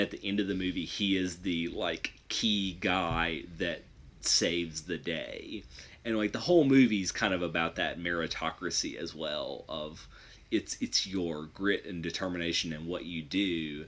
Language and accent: English; Detroit, Michigan, United States; I love RoboCop, and, you know, I'm from Detroit, so I'm proud of RoboCop.